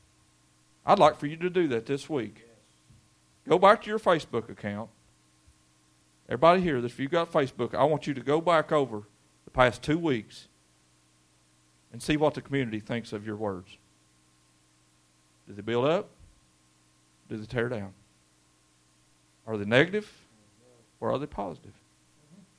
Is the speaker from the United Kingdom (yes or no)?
no; Brary, Kentucky, United States; We grew up in Brary. That's before the double A, and it was just a little road going up Brary